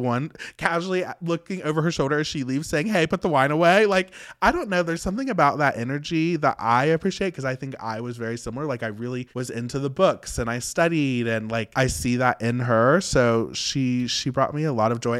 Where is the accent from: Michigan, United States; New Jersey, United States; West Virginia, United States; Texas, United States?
West Virginia, United States; I grew up in West Virginia, which is very old school